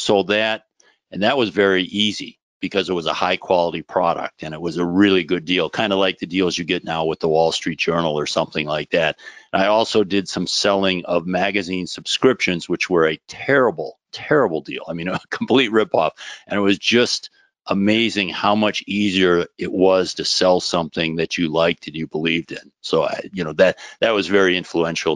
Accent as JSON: {"language": "English", "area": "Minneapolis suburbs, Chicago suburbs", "region": "Midwest", "country": "United States", "tie": "born or raised there", "said": "Midwesterner. So first 10 years in the Minneapolis suburbs, second 10 years in the Chicago suburbs, and pretty much just, you know, stuck around there for the first 20 years of my life"}